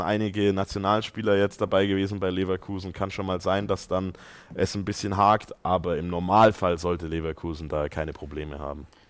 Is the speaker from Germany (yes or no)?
no; Austria; bin ja auch äh, Ösi